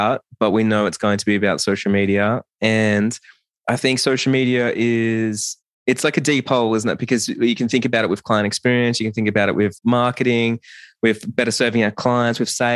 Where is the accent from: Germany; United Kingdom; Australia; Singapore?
Australia; I'm from Australia